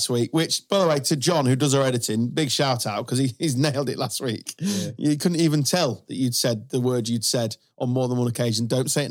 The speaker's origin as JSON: {"language": "English", "country": "United Kingdom", "said": "because we're British."}